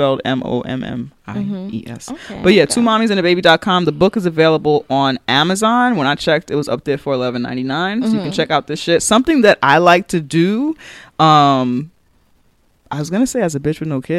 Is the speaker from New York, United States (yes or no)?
yes; New York City, New York, United States; I'm from New York